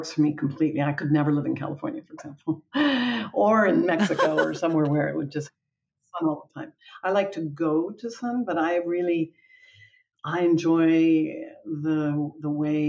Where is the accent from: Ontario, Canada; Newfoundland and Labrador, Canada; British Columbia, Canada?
Ontario, Canada; Toronto; also born or lived in New Brunswick; Yeah, I was born in Toronto, in Canada, and grew up sort of between Toronto, then on the east coast of Canada, and New Brunswick, which is right next to Maine, in the Maritime Provinces